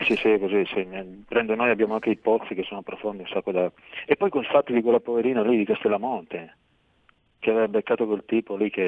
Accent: Monferrato, Piedmont, Italy; moved away as an adult; now in Turin, Italy; vengo da Murigengo, un paese del Monferrato

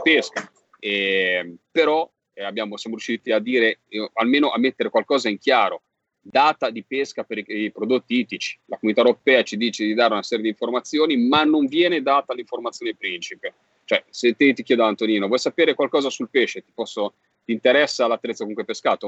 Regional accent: Genoa, Liguria, Italy; accent: Genoese; da senese, che sono a Genova

